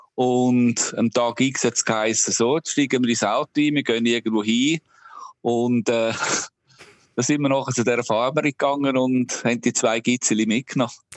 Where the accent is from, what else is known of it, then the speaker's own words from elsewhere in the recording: Obertoggenburg, St. Gallen, Switzerland; moved away as an adult; now in Ireland; ich bin selber auf einem Bauernhof aufgewachsen im Obertoggenburg